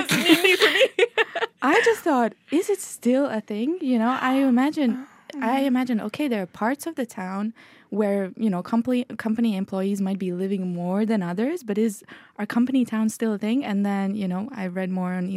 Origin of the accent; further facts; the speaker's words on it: Latvia; also born or lived in France / United Kingdom; now in Norway; I'm from Latvia.